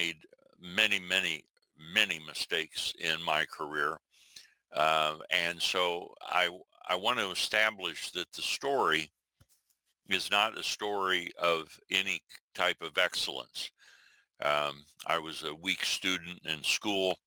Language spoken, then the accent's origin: English; southwestern Iowa, United States; moved away; also born or lived in Omaha, Nebraska; I was particularly, the geography is southwestern Iowa